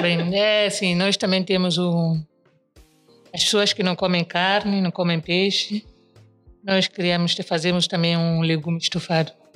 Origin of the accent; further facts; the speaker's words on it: São Tomé & Príncipe; moved away as an adult; now in Lisbon, Portugal; A maioria das coisas são coisas que eu já fazia em Santo Tomé